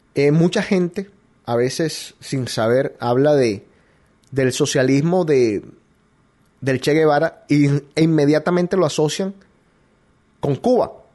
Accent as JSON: {"language": "Spanish", "country": "Colombia", "moved": "yes", "lives_now": "United States", "said": "Colombiano hasta la muerte, hasta la tumba"}